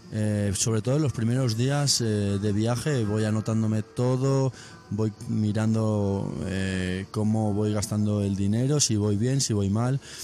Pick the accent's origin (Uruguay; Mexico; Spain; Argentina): Spain; Benicarló, Valencian Community; Benicarlo, mi pueblo, un pueblo de Castellón.